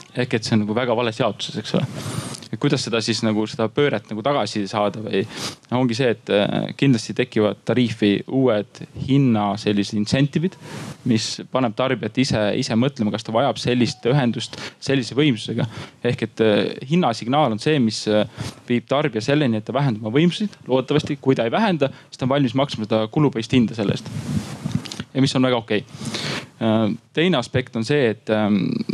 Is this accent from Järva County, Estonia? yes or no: yes; Paide, Järva County, Estonia; mina olen Paide poiss